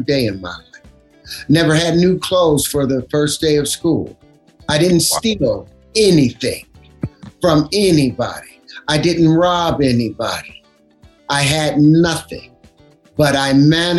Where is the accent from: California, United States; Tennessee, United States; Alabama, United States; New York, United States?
California, United States; Los Angeles; I grew up up on Grape Street